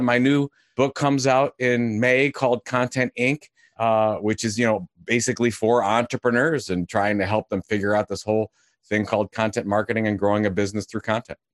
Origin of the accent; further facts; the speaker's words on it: Cleveland, Ohio, United States; I'm from Cleveland, Ohio